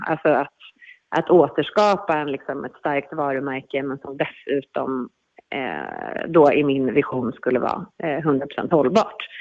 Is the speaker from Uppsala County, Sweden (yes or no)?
no; Stockholm, Stockholm County, Sweden; moved away as an adult; now in Mallorca, Spain; jag växte upp i Stockholm